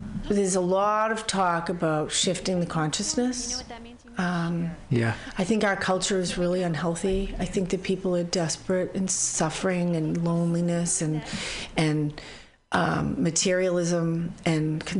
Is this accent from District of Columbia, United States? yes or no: no; Boston, Massachusetts, United States; now in San Francisco Bay Area, United States; I'm from Boston